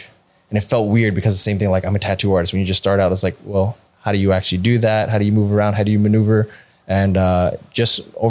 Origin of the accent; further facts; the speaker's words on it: New York, United States; now in Austin, United States; I'm from New York